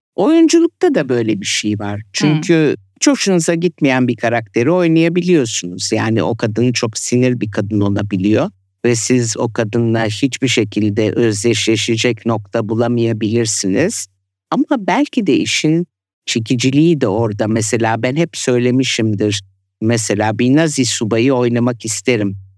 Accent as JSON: {"language": "Turkish", "country": "Turkey", "tie": "born or raised there", "also_born_or_lived": "Italy / France", "moved": "yes"}